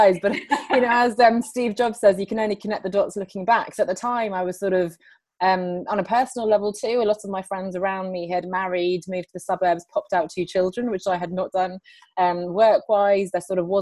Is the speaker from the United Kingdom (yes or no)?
yes; England, United Kingdom; also born or lived in Sweden; I'm calling in from London, but I'm actually Swedish. My parents are Swedish. I grew up here in England, as you can tell by my accent.